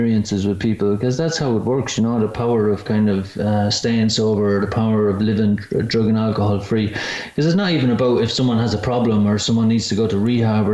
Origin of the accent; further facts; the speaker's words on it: Ireland; when I was growing up in Ireland